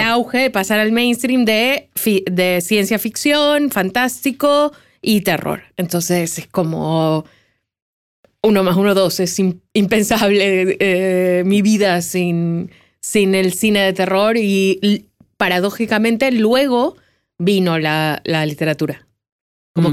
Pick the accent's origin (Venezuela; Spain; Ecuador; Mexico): Ecuador; Guayaquil, Guayas; yo soy de Guayaquil, que es un lugar donde hace mucho calor